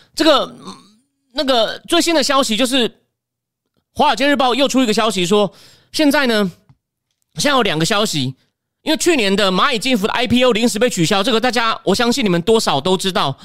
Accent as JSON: {"language": "Chinese", "country": "Taiwan", "said": "我们台湾人"}